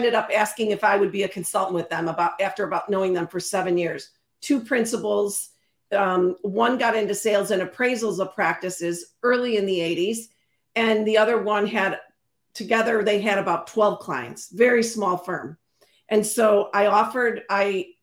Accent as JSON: {"language": "English", "town": "Chicago", "region": "Illinois", "country": "United States", "tie": "born or raised there", "also_born_or_lived": "Carthage, Illinois", "said": "born and raised in Chicago"}